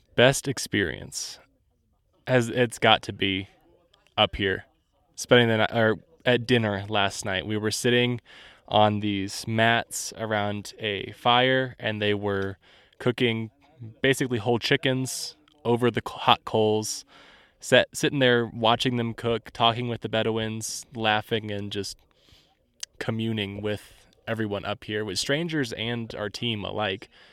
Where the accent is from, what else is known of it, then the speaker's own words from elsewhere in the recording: Indiana, United States; I'm from Indiana, so there's not a whole lot of diversity there